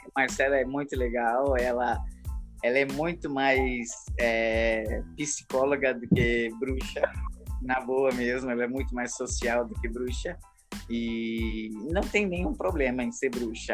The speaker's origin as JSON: {"language": "Portuguese", "region": "Paraná", "country": "Brazil", "tie": "born or raised there", "also_born_or_lived": "Europe / Rio Grande do Norte", "moved": "yes", "lives_now": "Natal, Brazil", "said": "Eu nasci no Paraná, também moro no Rio Grande do Norte agora. Morei na Europa 10 anos."}